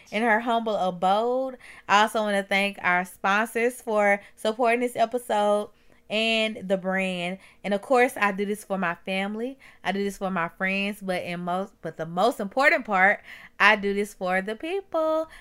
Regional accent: Mississippi, United States; I'm from Mississippi

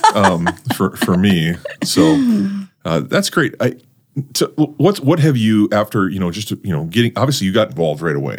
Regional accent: North Dakota, United States; now in Brandon, South Dakota, United States; I'm a North Dakota kid. I'm a transplant, too

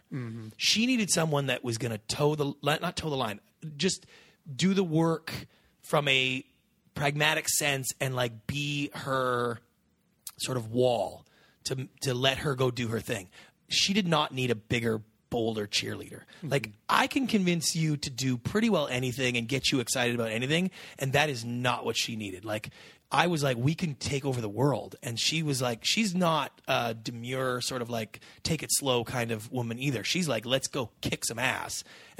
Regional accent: Canada; now in United States

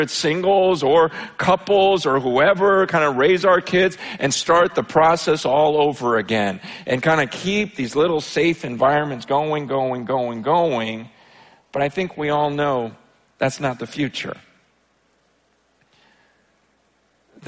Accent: United States; when I grew up here in America

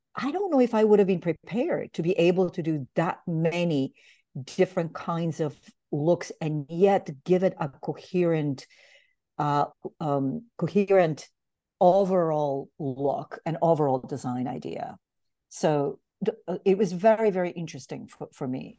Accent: Bulgaria; also born or lived in Greece; now in New York, United States; I am from Bulgaria originally, and um, I'm a political refugee actually, and which means that in 1979, my parents and I uh, illegally crossed the Greek border

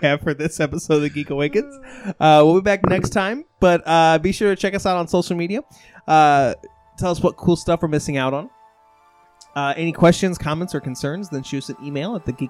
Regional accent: Midwest, United States; I am a Midwesterner.

